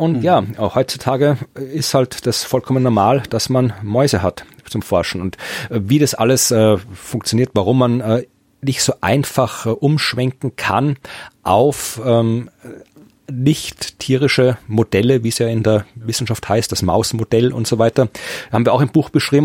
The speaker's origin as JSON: {"language": "German", "region": "Lower Austria", "country": "Austria", "moved": "yes", "said": "in Österreich in ziemlich genau der Ecke gewohnt, wo ich herkomme, wo meine Eltern immer noch wohnen"}